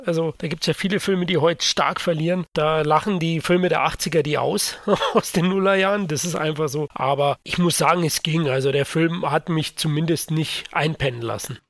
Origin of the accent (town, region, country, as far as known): Bavaria, Germany